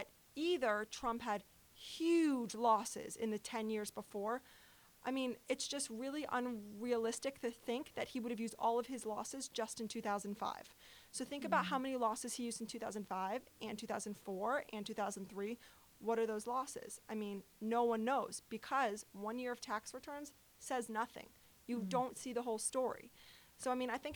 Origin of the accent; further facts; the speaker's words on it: New York, United States; I'm from New York